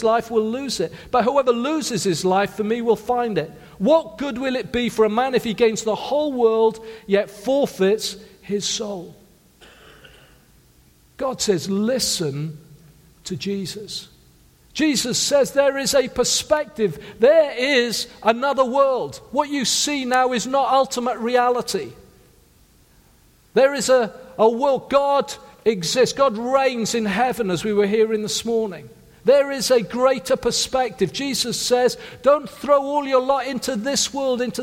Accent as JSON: {"language": "English", "region": "South Wales", "country": "United Kingdom", "said": "I come from a working class family in South Wales."}